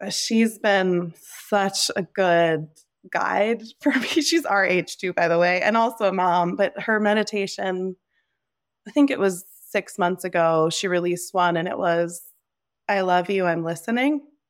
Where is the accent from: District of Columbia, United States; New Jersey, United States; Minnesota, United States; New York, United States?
New Jersey, United States; moved away as an adult; also born or lived in Nepal / California; being here in New Jersey in my hometown, right now